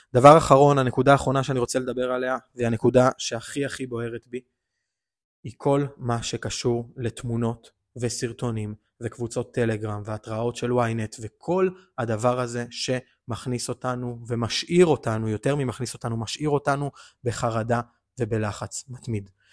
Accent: Israel; אנחנו כישראלים

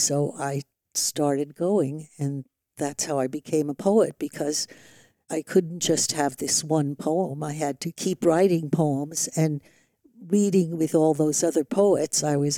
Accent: New York City, New York, United States; born there; also born or lived in San Francisco / Oakland; now in Vallejo, United States; Well, I was born in 1934 in New York City. I came to the Bay Area around 1963 and have been here ever since.

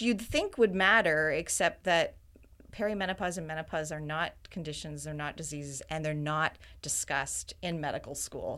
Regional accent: Wiarton, Ontario, Canada; moved away as an adult; also born or lived in Waterloo, Ontario / Toronto, Ontario; now in Vancouver, Canada; I was actually born in Wyerton, Ontario

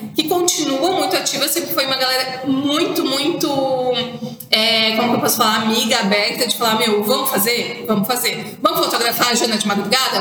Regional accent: Santa Catarina, Brazil; Como eu sou de Santa Catarina, o nosso universo têxtil é muito forte

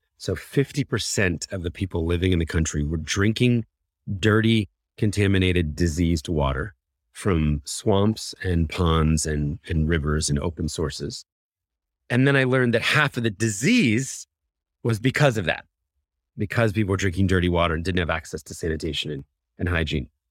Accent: Philadelphia, Pennsylvania, United States; I was born in Philadelphia, raised in a conservative Christian home.

